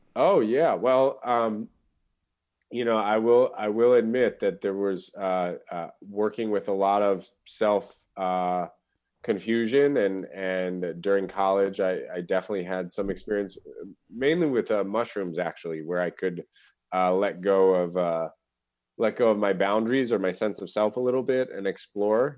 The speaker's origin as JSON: {"language": "English", "town": "New York City", "region": "New York", "country": "United States", "tie": "born or raised there", "also_born_or_lived": "Vermont", "said": "we moved back to New York City, where my father was from and where my mother lived. So, sort of growing up in New York City as a, as a Buddhist kid"}